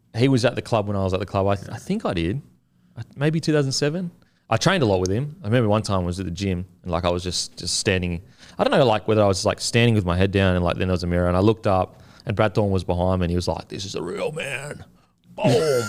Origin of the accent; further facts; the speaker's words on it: Queensland, Australia; I'm a Queenslander